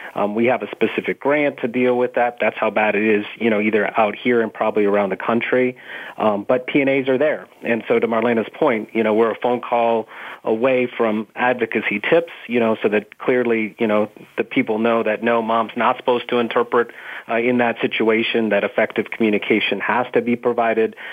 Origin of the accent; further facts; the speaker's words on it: Phoenix, Arizona, United States; I'm from Arizona, was raised in Phoenix